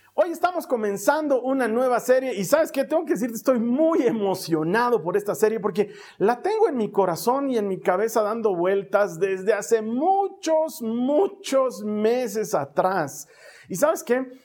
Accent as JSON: {"language": "Spanish", "country": "Bolivia", "said": "aquí en mi país"}